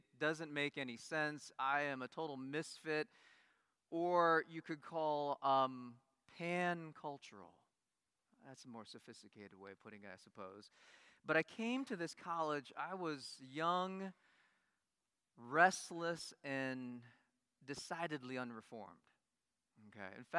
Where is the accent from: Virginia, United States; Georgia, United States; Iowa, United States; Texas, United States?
Iowa, United States; moved away as an adult; also born or lived in Korea; Grew up in Iowa